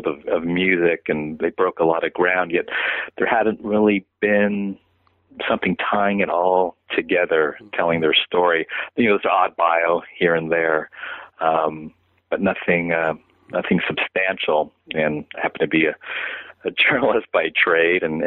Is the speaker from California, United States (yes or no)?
yes; San Francisco, California, United States; my hometown of San Francisco